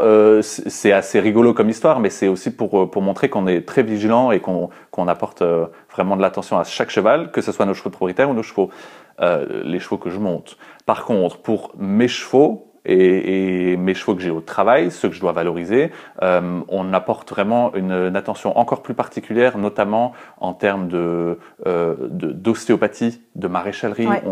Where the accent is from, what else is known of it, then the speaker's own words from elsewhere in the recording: northern France, France; moved away as an adult; now in Brussels, Belgium; je suis parti du nord de la France et j'ai choisi d'aller euh, en Belgique